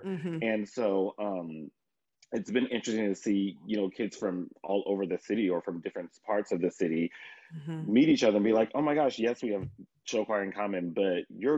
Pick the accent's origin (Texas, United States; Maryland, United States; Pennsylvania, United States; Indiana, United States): Indiana, United States; Indianapolis; like I said, we're from Indianapolis and our treble ensembles here are so competitive.